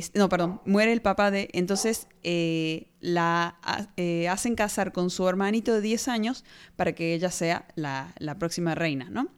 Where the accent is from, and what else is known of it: Argentina